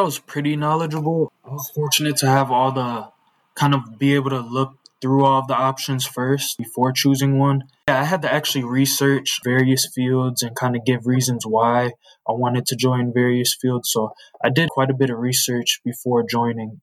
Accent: Joliet, Illinois, United States; I was born and raised in Joliet. I've been here my whole life

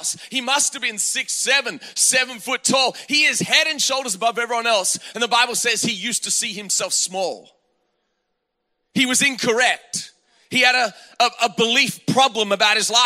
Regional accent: Australia; now in United States; I grew up in Australia.

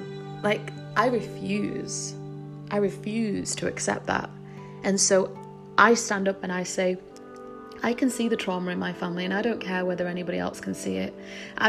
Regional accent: England, United Kingdom; being raised in England

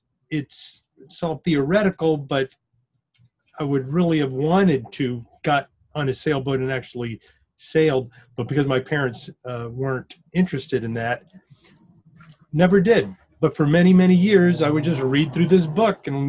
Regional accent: Tampa, Florida, United States; I was born in Tampa, in Ybor City, actually. So I've never lived anywhere else.

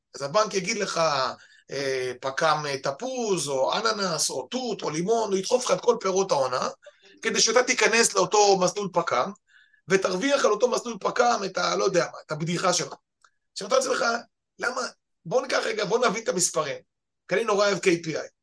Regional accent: the Krayot, Haifa District, Israel; moved away as an adult; now in central Israel; באנו אנחנו מהקריות

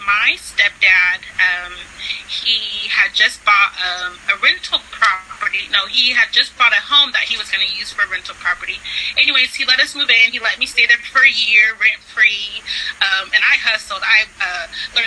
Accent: California, United States; moved away; also born or lived in Florida / Texas; I'm originally from California

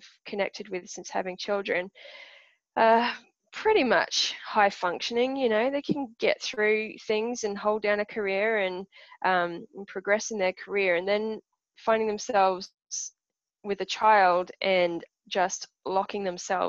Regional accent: Australia; also born or lived in Perth / Brisbane; I'm Australian

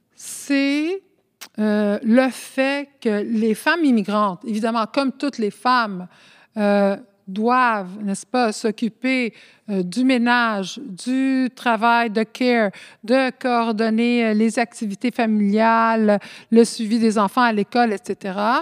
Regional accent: Montreal, Quebec, Canada; first language Spanish; French is a second language; je suis née ici à Montréal.

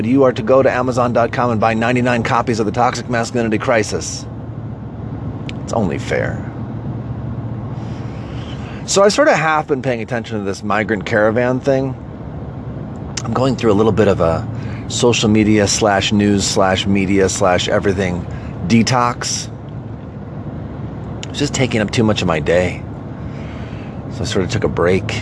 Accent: United States; I'm an American. I live in America.

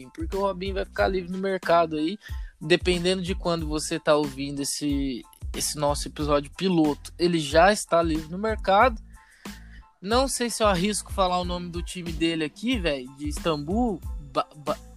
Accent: São Paulo, Brazil; accent: caipira; Você vai perceber que a gente tem um sotaque meio caipira, porque a gente é do interior de São Paulo

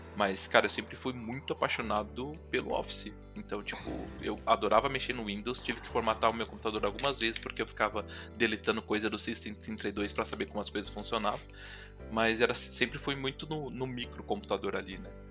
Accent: São Paulo, Brazil; also born or lived in Itapecerica da Serra; Eu nasci na cidade de São Paulo, eu sou paulista

